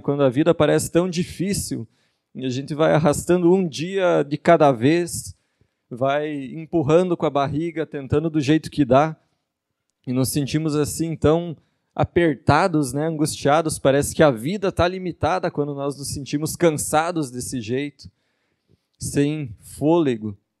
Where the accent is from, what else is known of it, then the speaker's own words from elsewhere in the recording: Ijuí, Rio Grande do Sul, Brazil; accent: gaúcho; now in Joinville, Brazil; E não sou daqui, sou gaúcho de Juí. Isso explica o sotaque estranho para quem está ouvindo e não conhece ainda.